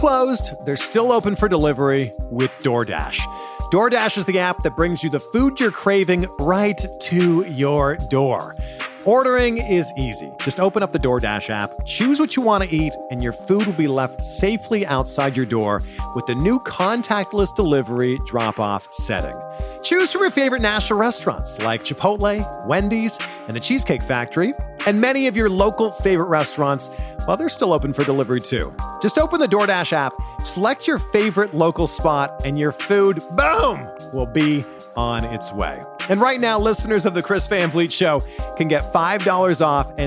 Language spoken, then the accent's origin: English; Toronto, Ontario, Canada; my hometown, Toronto